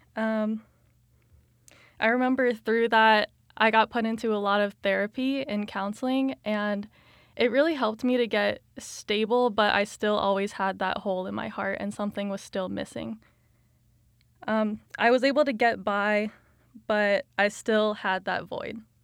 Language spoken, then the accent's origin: English; Colorado Springs, Colorado, United States; moved away as an adult; now in Kansas, United States; I grew up in Colorado Springs, Colorado.